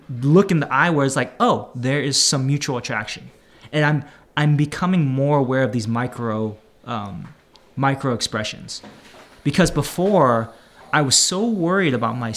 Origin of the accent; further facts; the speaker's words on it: Bay Area, California, United States; moved away as an adult; also born or lived in Daly City, California; now in Los Angeles, United States; I'm from the Bay Area